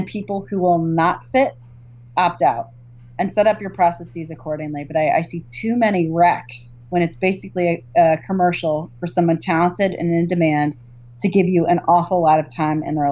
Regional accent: Virginia, United States; I grew up in Virginia

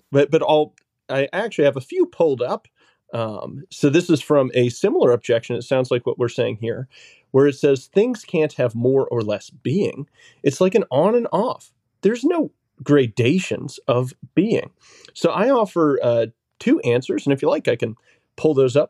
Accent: New Hampshire, United States; Originally from New Hampshire.

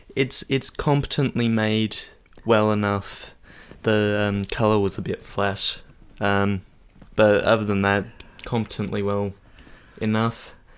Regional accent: Australia; as an Australian

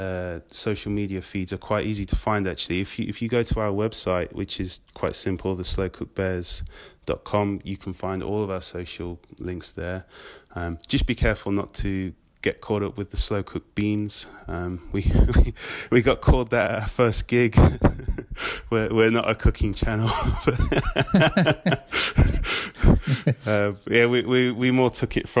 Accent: Nottinghamshire, East Midlands, United Kingdom; moved away as an adult; also born or lived in Guildford; now in London, United Kingdom; I'm originally from Nottinghamshire, and... I played in bands in there in my teens

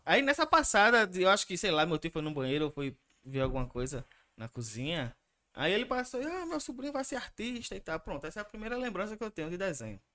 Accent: Recife, Pernambuco, Brazil; now in Paulista, Brazil; eu nasci no Recife, em 85, né? É... Passei minha infância lá na Jona Bezerra. E em 96, por questões de violência e tal, a gente veio pra cá. Então, eu tô aqui em Paulista desde 96

